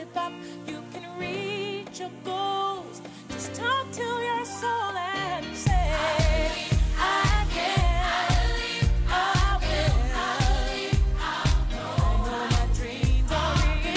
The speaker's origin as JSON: {"language": "English", "town": "Melbourne", "region": "Victoria", "country": "Australia", "tie": "born or raised there", "said": "I grew up in Melbourne, Australia"}